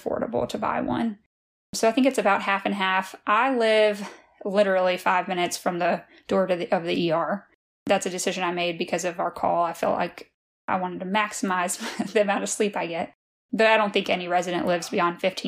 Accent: Louisiana, United States; now in Lexington, United States; I'm from Louisiana originally

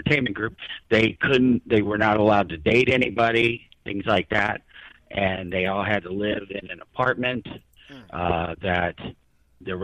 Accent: New York, United States; growing up in New York

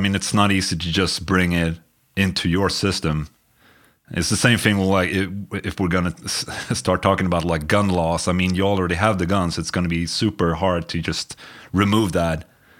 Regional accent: Sweden; we're from Sweden.

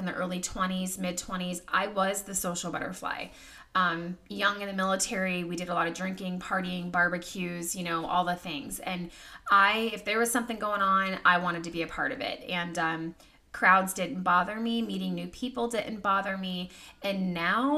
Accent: California, United States; now in Virginia, United States; I was born and raised in California

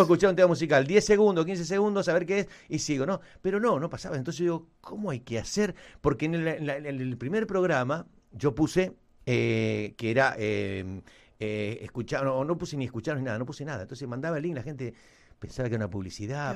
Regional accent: Argentina; Somos argentinos

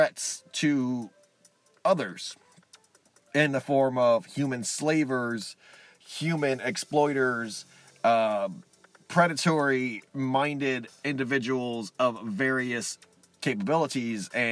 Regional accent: Texas, United States; I'm a Texan

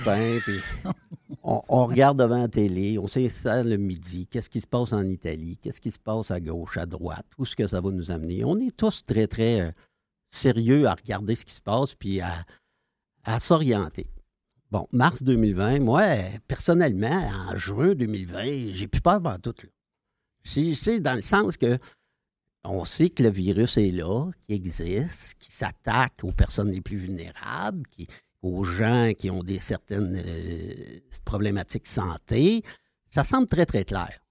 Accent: Sherbrooke, Quebec, Canada; C'est l'Estrie, moi. OK. Dans le coin de, de Sherbrooke.

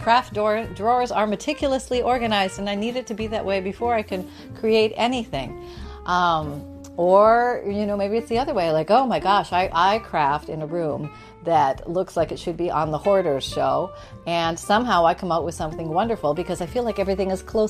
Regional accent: Canada; I was born in Canada

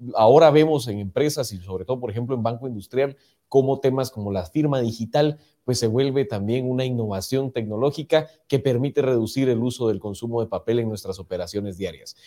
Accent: Guatemala; como guatemaltecos

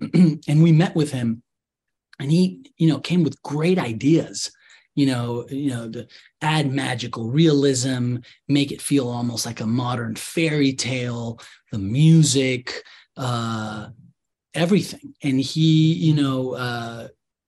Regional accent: Mexico City, Mexico; I'm from Mexico City

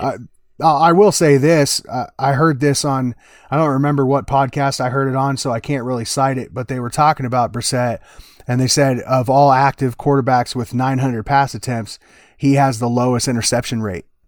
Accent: Des Moines, Iowa, United States; my hometown. You know, Des Moines, Iowa

